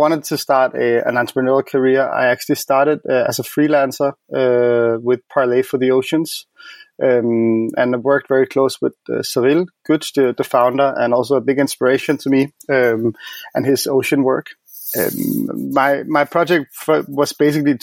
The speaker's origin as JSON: {"language": "English", "town": "Copenhagen", "region": "Capital Region of Denmark", "country": "Denmark", "moved": "yes", "lives_now": "Berlin, Germany", "said": "I'm based in Berlin, but I'm from Copenhagen."}